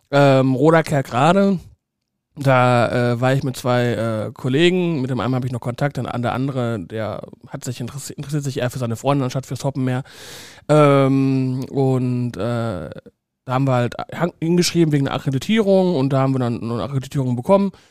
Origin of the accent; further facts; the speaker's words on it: Saarbrücken, Saarland, Germany; da war ich beim FC Metz, das ist eigentlich ein Todsünder als Saarbrücker.